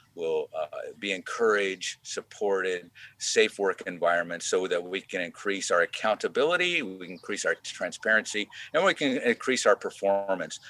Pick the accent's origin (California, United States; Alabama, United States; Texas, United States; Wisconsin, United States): California, United States; Hanford; moved away as an adult; now in Sonoma County, United States; we grew up in the Central Valley